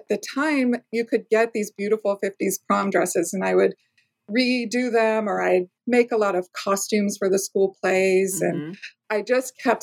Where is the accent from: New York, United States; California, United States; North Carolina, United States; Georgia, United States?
California, United States; Southern; also born or lived in East Coast; now in Oregon, United States; I grew up in Southern California and I live in Oregon now. I did a 10-year stint on the East Coast